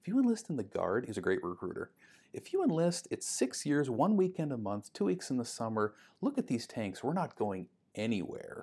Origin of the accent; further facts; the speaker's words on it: Duluth, Minnesota, United States; I grew up in Duluth